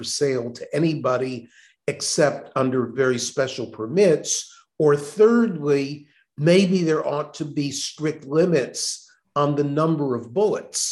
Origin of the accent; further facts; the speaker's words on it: Texas, United States; my home state of Texas